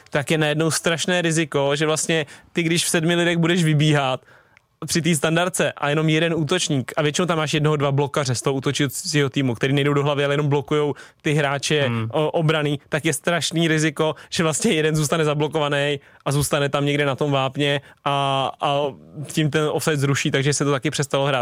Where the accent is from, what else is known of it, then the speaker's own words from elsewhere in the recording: Stochov, Central Bohemian Region, Czechia; moved away; also born or lived in Prague; když jsem byl malý ještě na Stochově, než jsem šel na Spartu